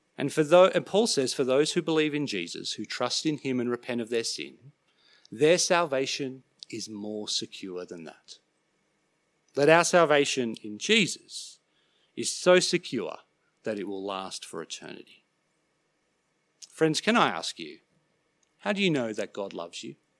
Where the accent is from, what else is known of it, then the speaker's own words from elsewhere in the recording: Sydney, New South Wales, Australia; growing up in Sydney, I used to love catching ferries across Sydney Harbour.